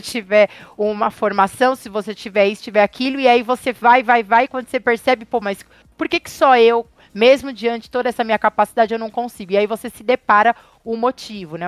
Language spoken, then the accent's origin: Portuguese; Francisco Morato, São Paulo, Brazil; cresci em Francisco Morato